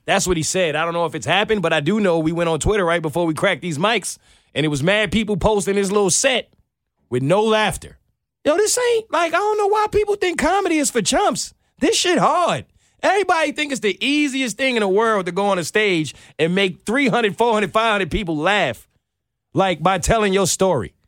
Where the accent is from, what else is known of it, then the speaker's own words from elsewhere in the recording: New York City, New York, United States; I'm from New York